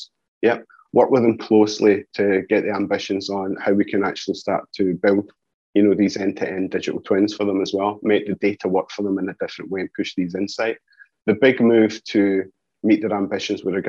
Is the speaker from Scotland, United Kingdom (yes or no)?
yes; Scotland, United Kingdom; accent: Scottish; You can hear by the accent, I'm Scottish as well.